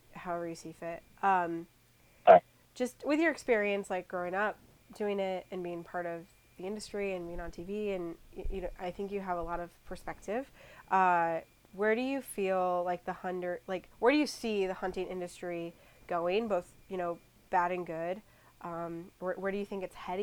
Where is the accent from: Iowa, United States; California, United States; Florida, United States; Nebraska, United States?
Iowa, United States; growing up in Iowa